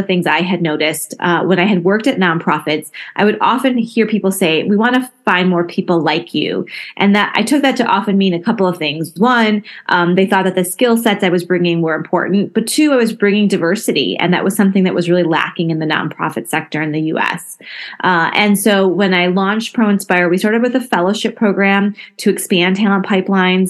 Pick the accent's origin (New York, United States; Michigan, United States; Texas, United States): Michigan, United States; Flint; I was born and raised in Flint, Michigan